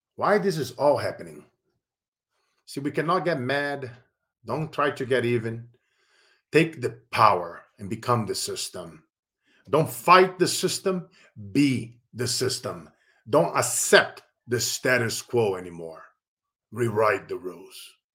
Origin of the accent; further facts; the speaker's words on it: Brazil; now in Silicon Valley, United States; I grew up in Brazil